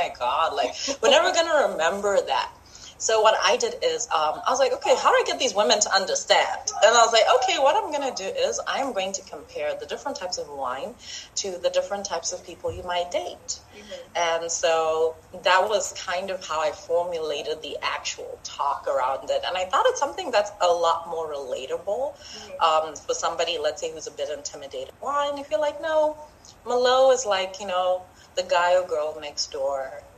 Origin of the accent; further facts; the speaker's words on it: Zimbabwe; now in Botswana; Well, I'm from Zimbabwe, but I live in Botswana, so I am African.